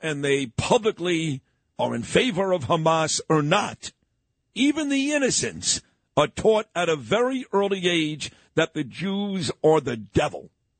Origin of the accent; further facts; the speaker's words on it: United States; I am an American.